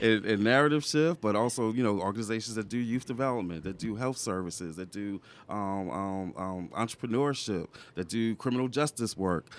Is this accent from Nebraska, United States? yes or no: no; New York, United States; moved away as an adult; also born or lived in the South; I'm originally from New York.